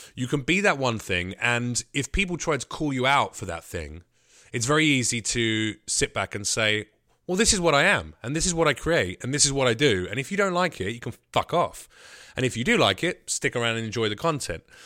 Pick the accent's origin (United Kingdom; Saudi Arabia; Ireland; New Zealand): United Kingdom; moved away; as a Brit.